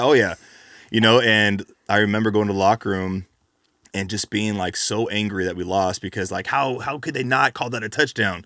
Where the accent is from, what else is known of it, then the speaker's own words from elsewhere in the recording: California, United States; I'm from California